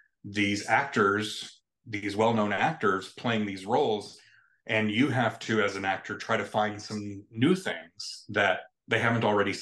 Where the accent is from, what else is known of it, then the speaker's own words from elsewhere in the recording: Carterville, Illinois, United States; I grew up in Carterville, a small town here in Southern Illinois